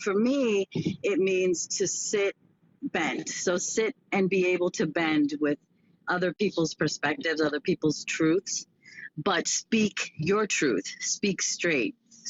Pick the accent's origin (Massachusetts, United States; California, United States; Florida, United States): Massachusetts, United States; Boston; I'm from Boston, Massachusetts